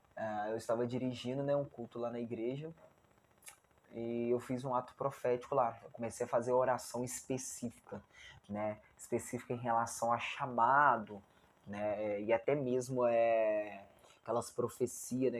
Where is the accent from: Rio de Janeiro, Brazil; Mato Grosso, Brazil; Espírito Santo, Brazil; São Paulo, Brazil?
Rio de Janeiro, Brazil; Barra Mansa; Eu moro em Barra Mansa, né? Estado do Rio de Janeiro, né? Sou fluminense. E eu nunca tinha saído